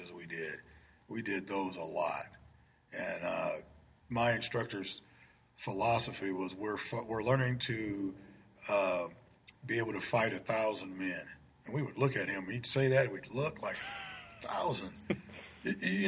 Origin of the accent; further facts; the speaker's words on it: Peoria, Illinois, United States; I grew up in the Taft homes back in the 60s and part of the 70s